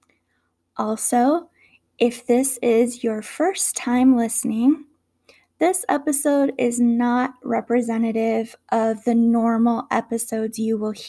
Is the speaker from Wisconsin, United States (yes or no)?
no; Minnesota, United States; I grew up in Minnesota, and here we have long, cold winters